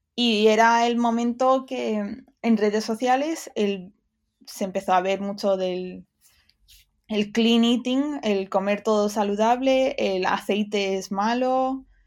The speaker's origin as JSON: {"language": "Spanish", "town": "Dénia", "region": "Valencian Community", "country": "Spain", "tie": "born or raised there", "also_born_or_lived": "United Kingdom / Barcelona", "accent": "Valencian", "moved": "as an adult", "said": "soy de Denia y entonces era un pueblo costero y sabía que, que quería salir de ahí"}